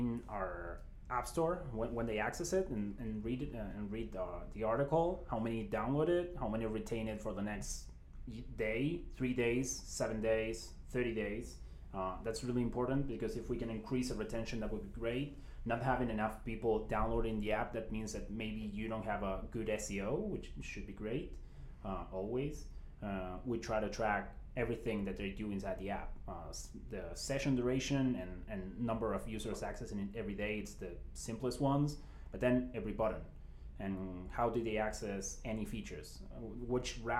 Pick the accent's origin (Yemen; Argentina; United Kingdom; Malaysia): Argentina; Buenos Aires; moved away as an adult; We're from Buenos Aires